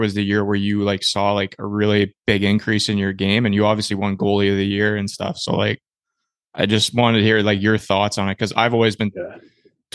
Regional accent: Peterborough, Ontario, Canada; moved away; also born or lived in Burlington; I grew up in Peterborough

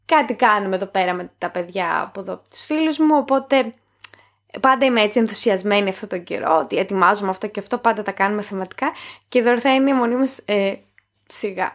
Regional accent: Greece; moved away; ήρθα στην Ελλάδα

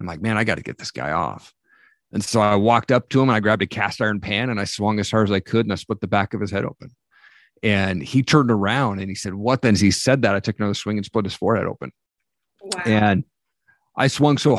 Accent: Eastern Washington State, United States; I grew up in Eastern Washington State.

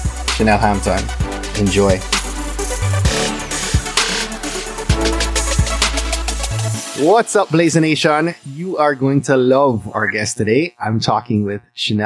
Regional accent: Jamaica; moved away; my home country of Jamaica

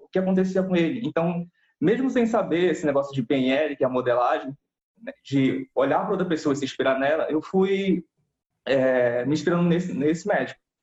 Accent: Belém, Pará, Brazil; eu sou de Belém do Pará, aqui no norte do país, do Brasil

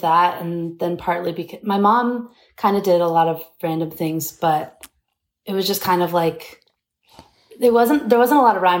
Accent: Bowling Green, Kentucky, United States; now in Atlanta, United States; Yes, I moved around a lot as a kid. Like I moved a ton, but Bowling Green is kind of my hometown.

